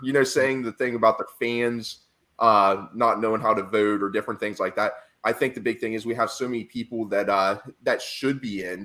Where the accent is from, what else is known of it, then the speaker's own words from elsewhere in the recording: Central Ohio, United States; I'm from Central Ohio where there's Browns fans and Pittsburgh Steelers fans